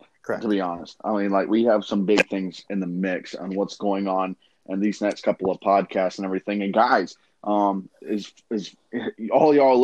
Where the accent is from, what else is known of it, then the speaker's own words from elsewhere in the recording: South Georgia, United States; I'm from South Georgia